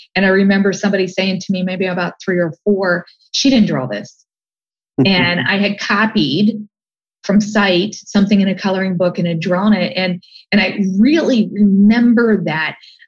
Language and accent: English; Canton, Ohio, United States; also born or lived in Columbus, Ohio; I grew up in Canton, Ohio, which is a fairly blue collar town